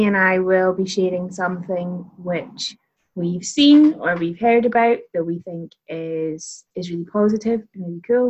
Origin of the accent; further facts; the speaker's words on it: Aberdeenshire, Scotland, United Kingdom; now in Perth, United Kingdom; I live in Perth, although I'm originally from Aberdeenshire